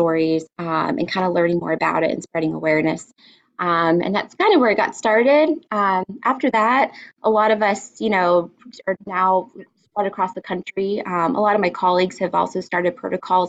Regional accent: El Paso, Texas, United States; moved away; also born or lived in Miami; I'm a Texas native. I was born in El Paso, Texas, which is a border town.

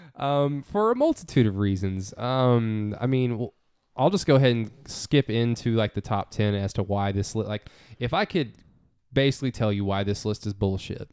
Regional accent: United States; we're from America

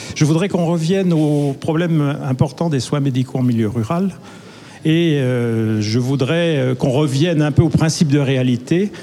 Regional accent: Côte-d'Or, Bourgogne-Franche-Comté, France; je viens de la Côte d'Or

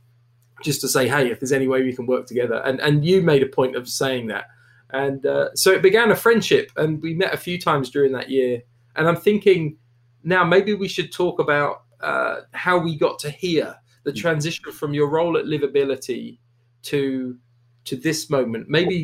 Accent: Canada; I'm a Brit, but I'm from Canada, which is a bit confusing for people.

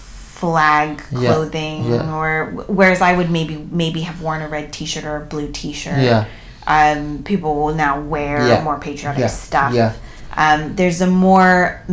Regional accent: California, United States; I'm from California

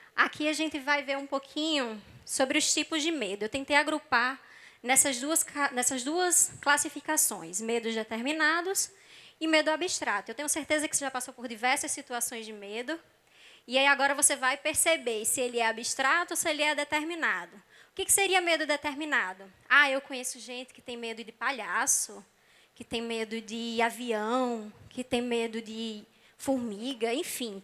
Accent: Northeast Region, Brazil; moved away as an adult; now in Rio de Janeiro, Brazil; eu sou nordestina

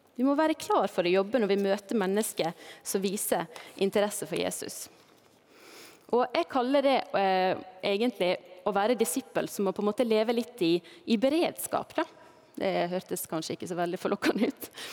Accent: Balestrand, Vestland, Norway; also born or lived in Førde; now in Knarvik, Norway; heimbygda mi, der jeg eh, ble født, eller ble født i Førde, da, men der jeg vokste opp, det er Balestrand i Sogn og Fjordane

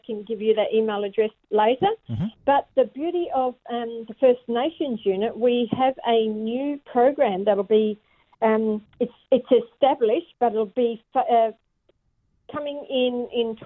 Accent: Kalgoorlie, Western Australia, Australia; now in Perth, Australia; I'm from the Kalgoorlie area, so that's Wongatha area

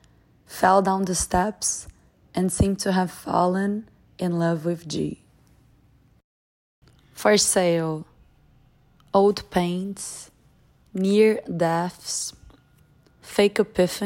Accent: Brazil; English is a second language; I'm from Brazil.

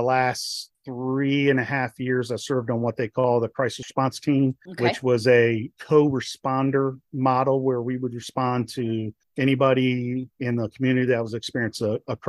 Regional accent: Maryland, United States; I'm originally from Maryland

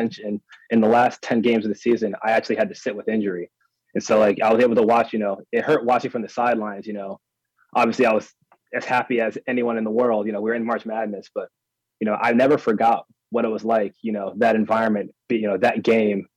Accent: Harrisburg, Pennsylvania, United States; growing up in Harrisburg, the school I went to was so small

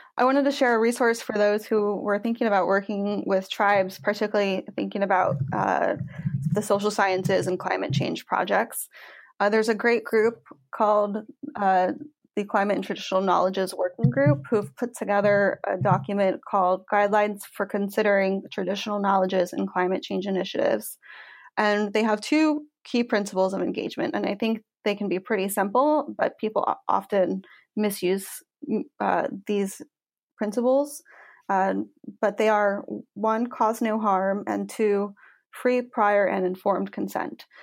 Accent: Washington, United States; I grew up in Washington State

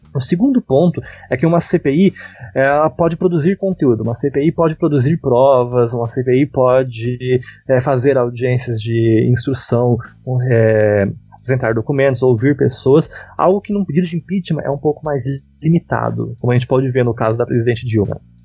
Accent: Araucária, Paraná, Brazil; Eu sou um humilde paranaense. Por acaso é araucariense, né? Porque eu sou da região metropolitana de Curitiba.

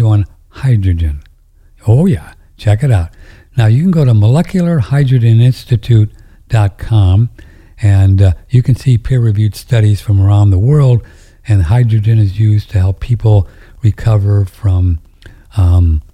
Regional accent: St. Louis, Missouri, United States; I grew up in St. Louis.

